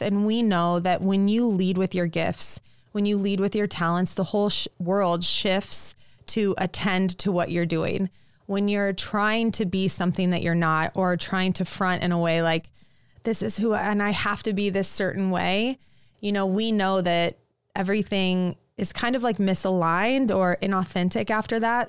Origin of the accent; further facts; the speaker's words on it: Lincoln, Nebraska, United States; also born or lived in New York; I grew up in Lincoln